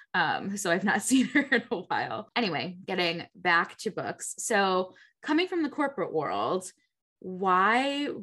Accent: Connecticut, United States; also born or lived in Niagara Falls; now in Buffalo, United States; I'm originally from Connecticut

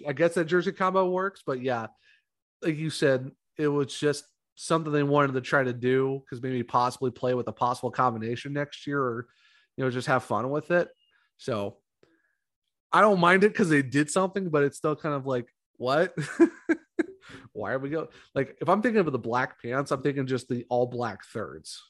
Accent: Ohio, United States; I'm from Ohio

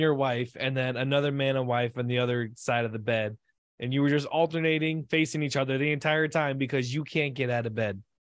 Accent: United States; I'm American

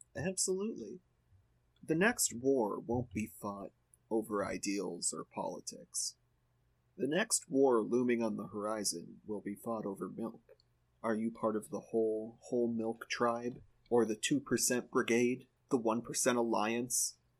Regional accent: Midwest, United States; I'm from the Midwest

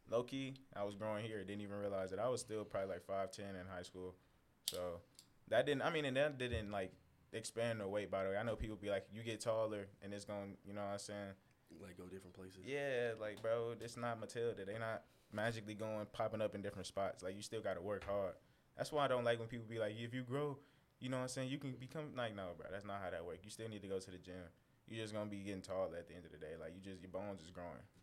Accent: San Antonio, Texas, United States; stuff and being here, because like coming from Texas, we come from San Antonio, by the way. So it's like, it's definitely just majority Hispanic and and African American.

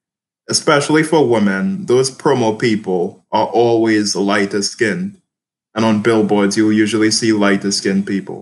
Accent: Trinidad & Tobago; moved away as an adult; now in United Kingdom; I'm born and raised in Trinidad and Tobago. Both my parents are Trinidadian, although my mom was actually born in Jamaica. And I recently started going to the UK to study for the past 2 years.

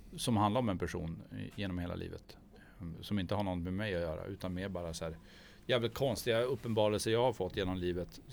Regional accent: Gällö, Jämtland, Sweden; now in Umeå, Sweden; jag är från Jämtland

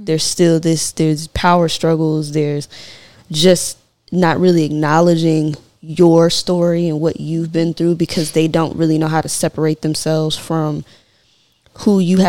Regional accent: Memphis, Tennessee, United States; I'm originally from Memphis, and I spent my summers between Central Gardens and South Parkway in Memphis, Tennessee.

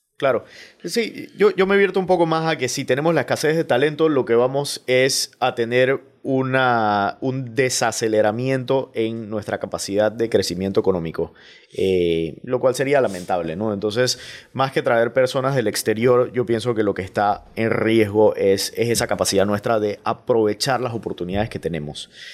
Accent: Panama; productos que compramos como panameños

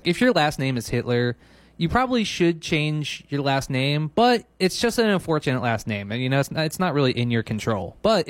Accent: Philadelphia, Pennsylvania, United States; now in Maui, United States; I'm from Philadelphia

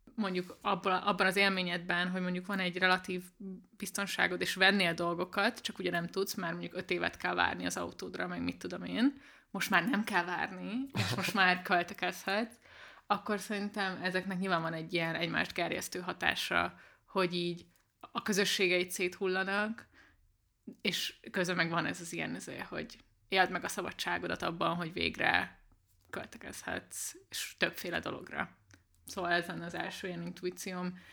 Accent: Budapest, Hungary; Budapesten nőttem fel nagy részt

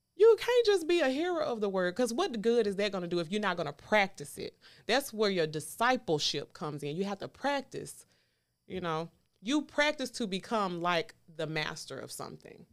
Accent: the South, United States; I'm from the South

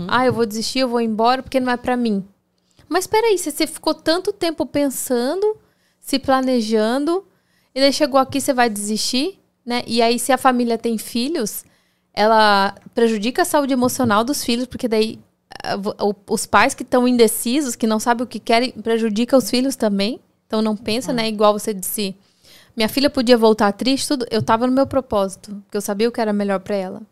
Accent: Brazil; now in United States; a gente, como brasileiro

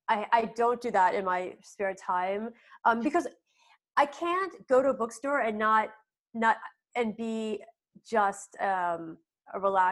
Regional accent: Philadelphia, Pennsylvania, United States; I'm in my hometown of suburban Philadelphia

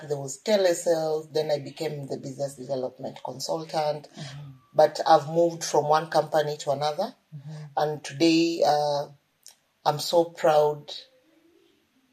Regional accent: Western Kenya, Kenya; I'm from Western Kenya

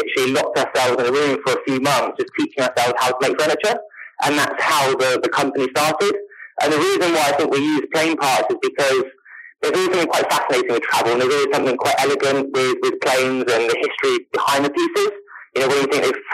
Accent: Spain; moved away; also born or lived in London / New York / Los Angeles; I grew up in Spain, I left Spain

